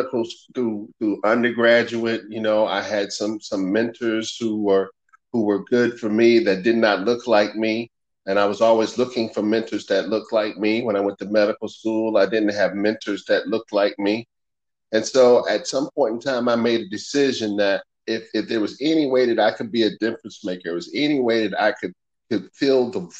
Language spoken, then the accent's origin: English; Winston-Salem, North Carolina, United States; I was raised in Winston-Salem, North Carolina